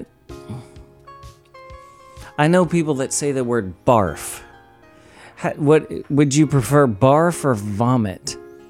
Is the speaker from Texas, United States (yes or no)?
yes; Huntsville, Texas, United States; moved away as an adult; now in Dallas, United States; I grew up in Huntsville.